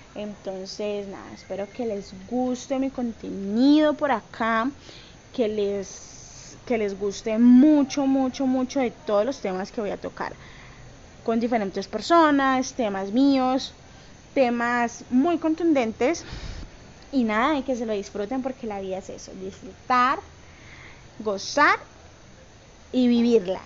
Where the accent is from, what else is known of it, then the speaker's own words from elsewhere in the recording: Cali, Valle del Cauca, Colombia; yo soy de Cali, Colombia